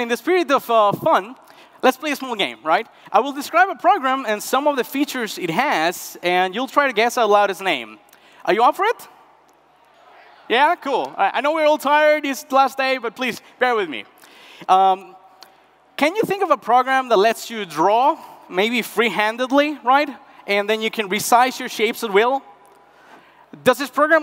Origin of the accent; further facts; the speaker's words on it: Northwest Argentina, Argentina; moved away; Around 10 years ago, I left my hometown in the heart of the northwest of Argentina